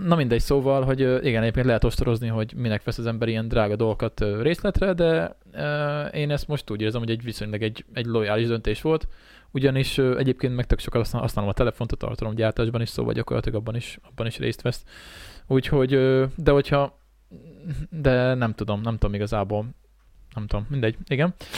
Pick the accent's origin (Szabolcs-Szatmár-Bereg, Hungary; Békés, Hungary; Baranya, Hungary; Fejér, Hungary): Békés, Hungary; a village near Szeghalom; also born or lived in Szeged; gimiben tanultam szekhalmon, tehát gyakorlatilag én itt a faluban olyan 12 éves korom óta